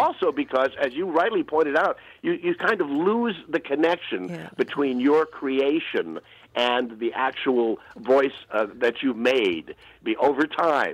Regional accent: Goshen, Indiana, United States; I was born in Goshen, Indiana, and I'm of Amish and Irish ancestry

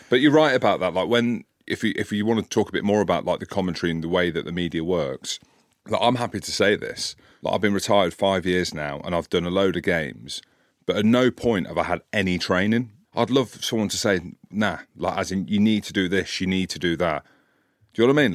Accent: Scotland, United Kingdom; I'm from Scotland

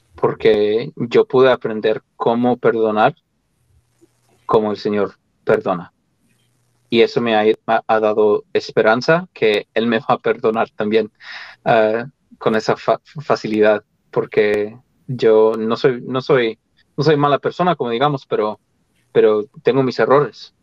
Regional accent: Colorado, United States; moved away as an adult; yo nací en el estado de Colorado, aquí en Estados Unidos, y viví ahí, pues, ah, de, niño, de adolescente, y hasta que me fui a la misión.

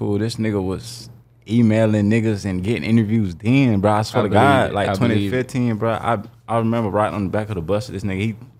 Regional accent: Jacksonville, Florida, United States; I'm from Jacksonville. Upcoming artist.

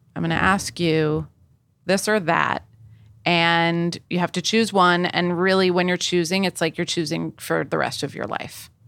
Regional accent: East Coast, United States; I grew up on the East Coast.

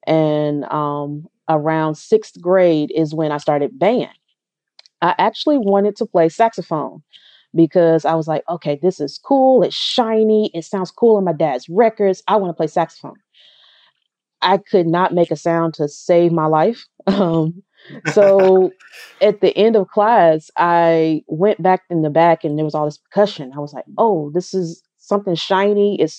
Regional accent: Tennessee, United States; also born or lived in Alabama; I'm from Tennessee

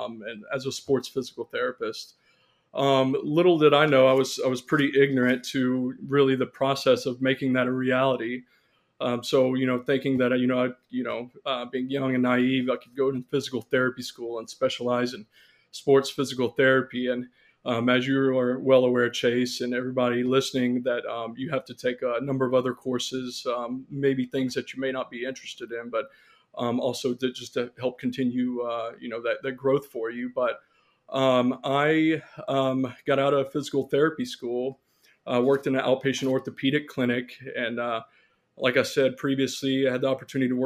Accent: near Shreveport, northwest Louisiana, United States; moved away as an adult; also born or lived in Conway, Arkansas / Little Rock, Arkansas; now in Chula Vista, United States; I grew up in Louisiana, in northwest Louisiana, near Shreveport, Louisiana

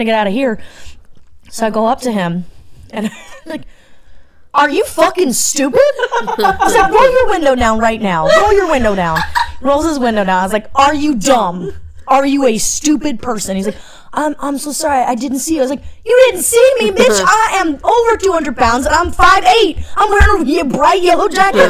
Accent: North Carolina, United States; moved away; I grew up in North Carolina

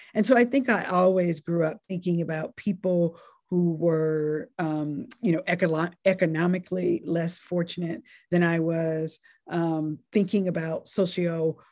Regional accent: North Carolina, United States; born or raised there; also born or lived in Nashville, Tennessee

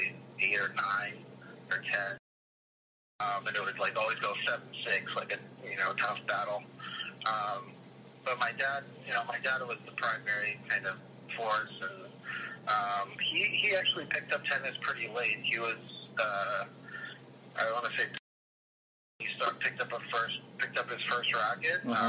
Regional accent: Dallas, Texas, United States; born or raised there; first language Russian; English is a second language; also born or lived in Ames, Iowa

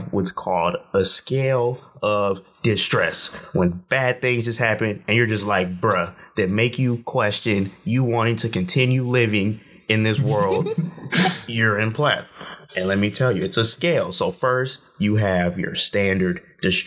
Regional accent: Collierville, Tennessee, United States; I'm from Collierville, Tennessee, right outside of Memphis.

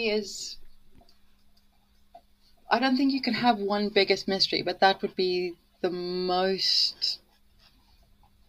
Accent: near the Sterkfontein Caves, Gauteng, South Africa; moved away as an adult; now in United Kingdom; I'm from Africa. I'm, in fact, I was brought up about 10 minutes away from the Sterkfontein Caves

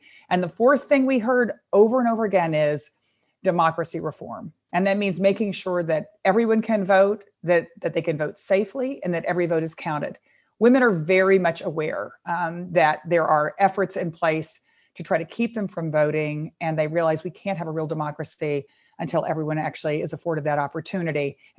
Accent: Texas, United States; I know my home state of Texas, women are running for everything, everywhere.

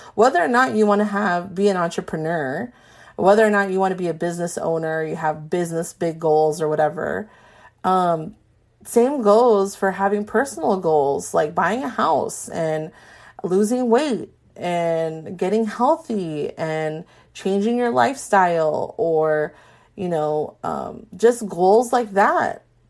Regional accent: Carson, California, United States; now in Orange County, United States; I'm from the Carson area

